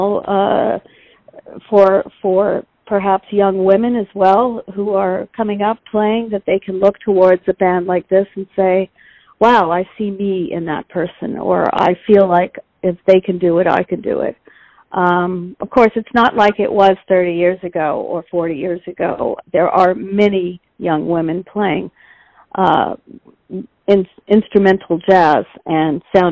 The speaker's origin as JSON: {"language": "English", "town": "Vancouver", "region": "British Columbia", "country": "Canada", "tie": "born or raised there", "also_born_or_lived": "Toronto", "moved": "as an adult", "said": "I grew up in Vancouver, British Columbia"}